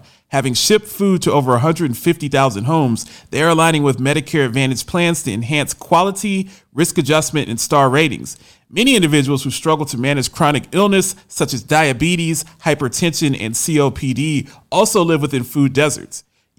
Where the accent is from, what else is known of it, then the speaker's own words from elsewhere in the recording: United States; now in Nashville, United States; It's my right as an American to have the strap.